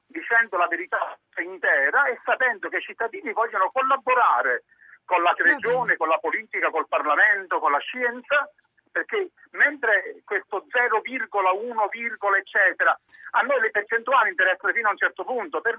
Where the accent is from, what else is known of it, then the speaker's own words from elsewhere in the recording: Terra di Lavoro, Campania Felix, Italy; la mia terra è una terra a vocazione agricola, la mia terra è la campagna Felix, la mia terra è terra di lavoro, la mia terra non è industrializzata